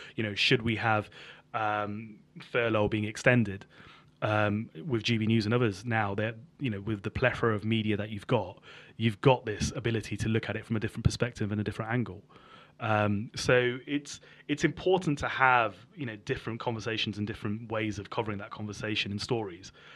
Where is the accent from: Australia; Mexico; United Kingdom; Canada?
United Kingdom; Birmingham, West Midlands; also born or lived in Sutton Coldfield; I grew up in Birmingham, in inner city Birmingham, in Handsworth